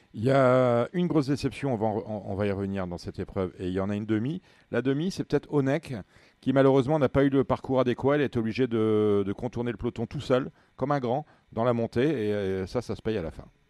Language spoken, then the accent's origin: French; the North, Hauts-de-France, France; Je suis du Nord